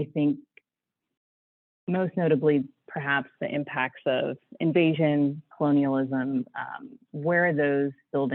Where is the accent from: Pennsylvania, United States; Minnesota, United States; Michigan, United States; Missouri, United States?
Pennsylvania, United States; outside of Pittsburgh, Western; moved away as an adult; also born or lived in Chicago; now in Washington, D.C., United States; I grew up in Western Pennsylvania, outside of Pittsburgh.